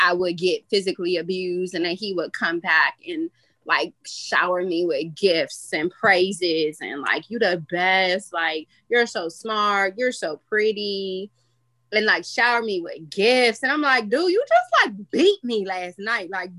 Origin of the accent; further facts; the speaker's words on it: Los Angeles, California, United States; moved away as an adult; now in Washington, D.C., United States; I am originally from Los Angeles, California. So I came out here to go to the Howard University.